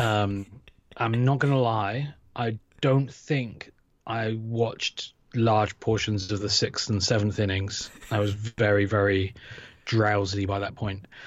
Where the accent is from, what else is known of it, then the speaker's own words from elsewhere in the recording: United Kingdom; I grew up in Britain